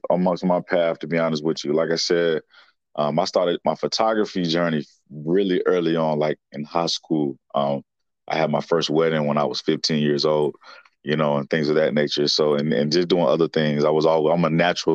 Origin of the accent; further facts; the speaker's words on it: Winston-Salem, North Carolina, United States; born and raised right here in Winston-Salem, North Carolina